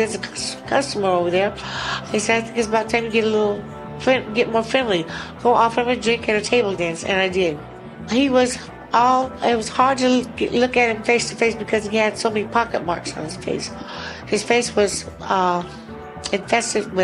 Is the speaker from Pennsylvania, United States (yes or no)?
no; Klamath Falls, Oregon, United States; now in Anchorage, United States; I'm originally from Klamath Falls, Oregon